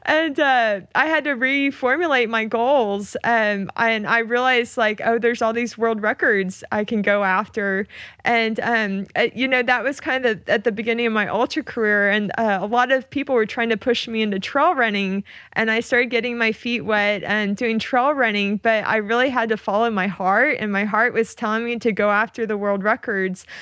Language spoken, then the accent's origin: English; Oklahoma, United States; moved away as an adult; I grew up in Oklahoma